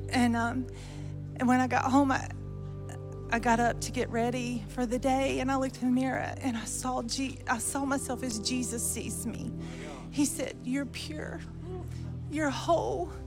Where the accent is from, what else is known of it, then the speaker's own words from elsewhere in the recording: Lincolnton, North Carolina, United States; Lincolnton, North Carolina.